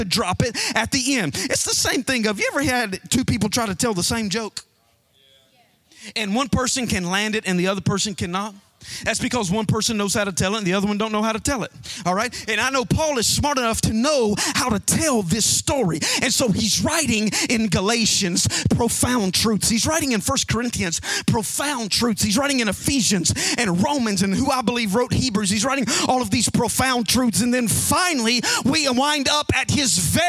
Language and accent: English; Alabama, United States; I'm from Alabama.